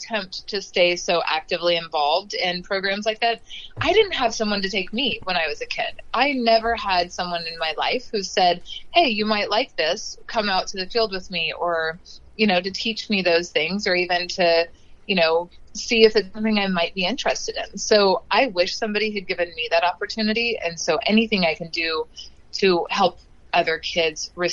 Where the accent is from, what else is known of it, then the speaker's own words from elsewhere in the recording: Oklahoma, United States; I grew up in Oklahoma.